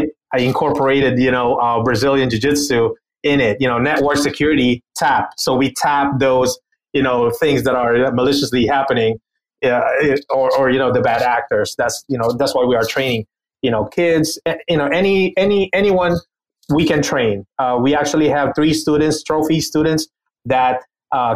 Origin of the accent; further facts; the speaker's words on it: Philippines; moved away; I was born and raised in the Philippines.